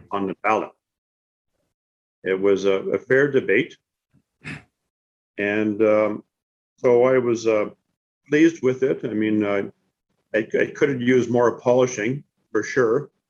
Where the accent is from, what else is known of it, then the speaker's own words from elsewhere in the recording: Canada; I'm upset with this um, format as a Canadian citizen